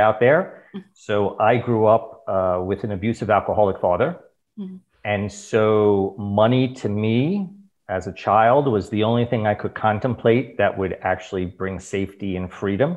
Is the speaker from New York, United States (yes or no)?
yes; New York City, New York, United States; moved away as an adult; also born or lived in Abu Dhabi, United Arab Emirates / Dubai, United Arab Emirates; I'm a New Yorker. Born and raised? Born and raised